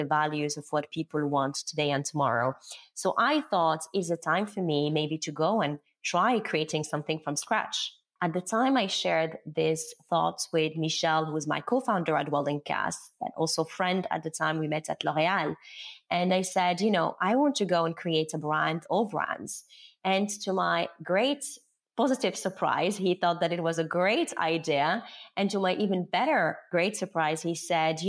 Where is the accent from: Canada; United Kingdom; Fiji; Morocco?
Morocco; moved away as an adult; also born or lived in Paris, France; I was born and raised in Morocco. So I am Moroccan